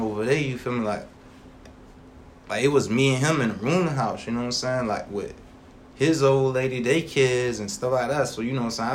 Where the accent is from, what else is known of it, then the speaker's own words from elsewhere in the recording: Savannah, Georgia, United States; growing up in Savannah at a young age